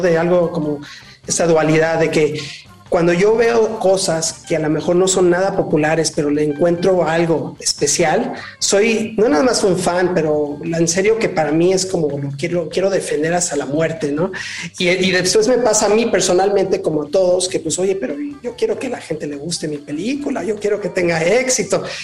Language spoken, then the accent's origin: Spanish; Mexico; moved away; also born or lived in Los Angeles; Yo nací en México, regresé a México, ya llevo varios años aquí